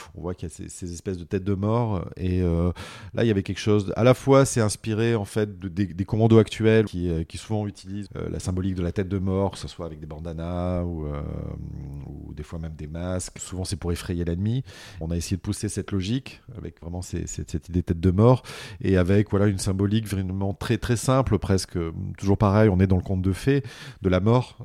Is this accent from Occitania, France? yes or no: yes; Montpellier, Occitania, France; je suis Montpellierin, donc je viens du sud de la France